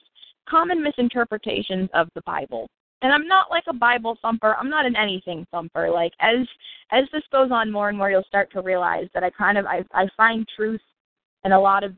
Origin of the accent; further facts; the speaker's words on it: United States; as an American citizen